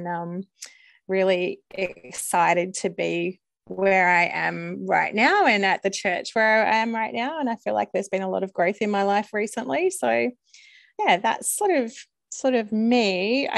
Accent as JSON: {"language": "English", "town": "Melbourne", "region": "Victoria", "country": "Australia", "said": "I am from Melbourne in Australia."}